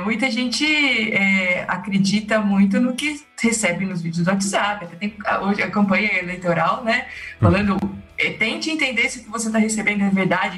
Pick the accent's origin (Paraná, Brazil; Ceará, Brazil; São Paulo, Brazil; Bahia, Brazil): São Paulo, Brazil; Monte Alto; Eu nasci em Monte Alto, no interior de São Paulo, uma cidade ali do lado de Jaboticabal